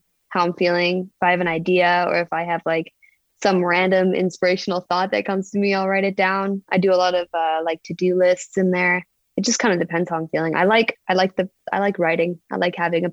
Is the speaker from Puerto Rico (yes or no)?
no; Canada; moved away as an adult; I grew up in Canada